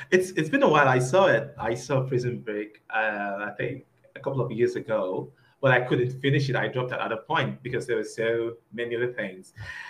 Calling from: Nigeria; Okay, I'm talking to you from Nigeria. I'm like on the other side of the world.

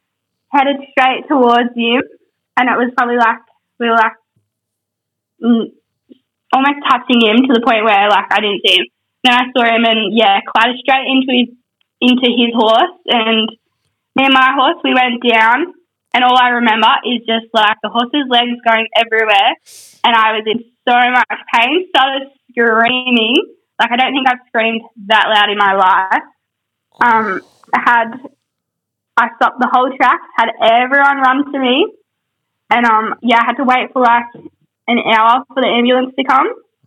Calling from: Queensland, Australia

